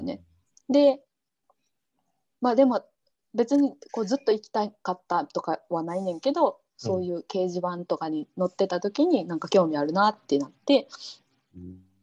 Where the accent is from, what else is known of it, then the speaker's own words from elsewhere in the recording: Osaka, Japan; moved away as an adult; now in Jordan; 大阪大阪出身。